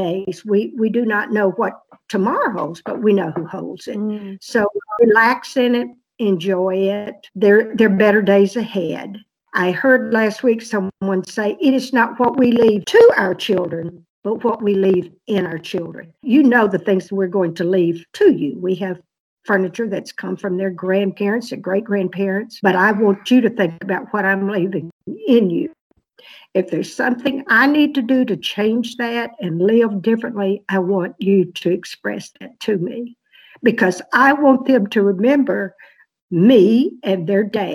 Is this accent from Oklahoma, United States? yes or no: no; Mississippi Delta, United States; moved away; also born or lived in Iowa City, Iowa; I was growing up in the Mississippi Delta